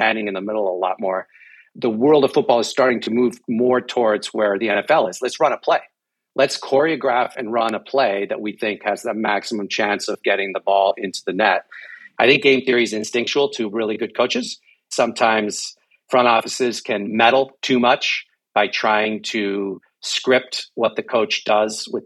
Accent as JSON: {"language": "English", "country": "Mexico", "tie": "born or raised there", "moved": "yes", "said": "I grew up in Mexico"}